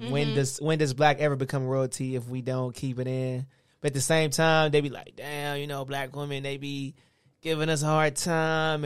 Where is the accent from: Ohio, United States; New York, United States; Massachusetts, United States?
Ohio, United States; Cleveland; Ohio, Cleveland